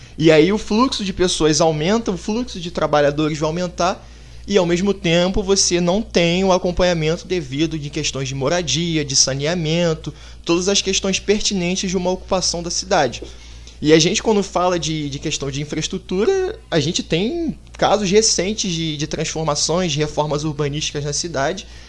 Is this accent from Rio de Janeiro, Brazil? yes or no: yes; Niterói, Rio de Janeiro, Brazil; A gente que vive aqui, pelo menos eu sou de Niterói